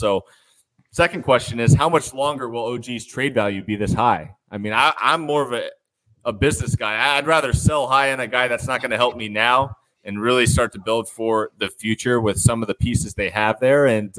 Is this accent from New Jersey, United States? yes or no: no; Phoenix, Arizona, United States; growing up in Phoenix